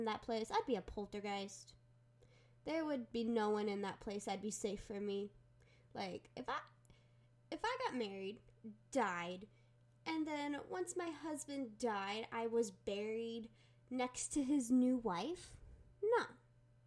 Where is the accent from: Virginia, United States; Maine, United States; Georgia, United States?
Virginia, United States; I grew up in Virginia.